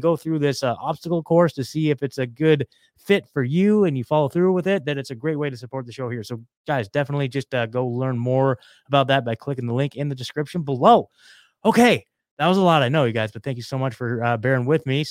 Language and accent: English; Oregon, United States; moved away as an adult; also born or lived in Eugene, Oregon; now in Franklin, Tennessee, United States; I was coming from Oregon. So, like, it was I mean, dude, I was born and raised there. Spent my whole life there. I'm a, you know, proud Oregonian